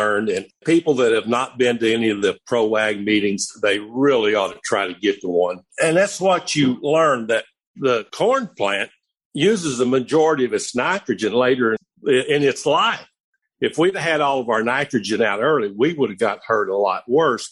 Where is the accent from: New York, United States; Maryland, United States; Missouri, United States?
Missouri, United States; Columbia, Missouri. Of course, that's my home state, and that's probably the closest one to me.